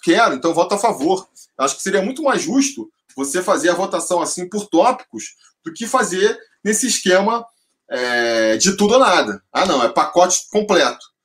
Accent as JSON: {"language": "Portuguese", "region": "Rio de Janeiro", "country": "Brazil", "tie": "born or raised there", "moved": "as an adult", "lives_now": "São Paulo, Brazil", "said": "eu nasci sou carioca, e até os 30 anos de idade, mais ou menos, eu morei no Rio de Janeiro"}